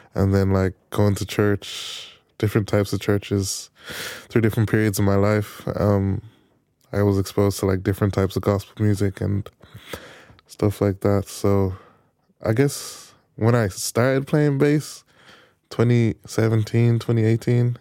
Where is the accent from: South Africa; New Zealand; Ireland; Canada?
Ireland; Navan, Leinster; I'm I'm from Navan